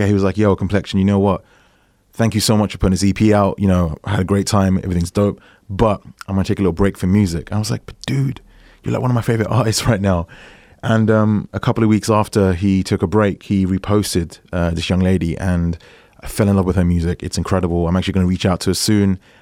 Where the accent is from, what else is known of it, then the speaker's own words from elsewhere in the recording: England, United Kingdom; I'm English, not American